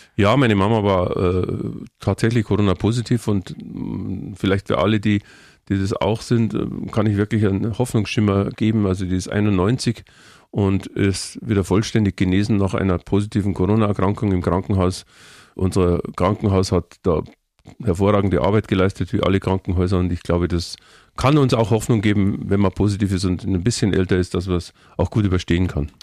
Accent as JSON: {"language": "German", "town": "Munich", "region": "Bavaria", "country": "Germany", "tie": "born or raised there", "said": "Ich bin ein Stadtkind, meine Frau ist ein Stadtkind, wir sind in der Stadt geboren und wir leben gerne in der Stadt"}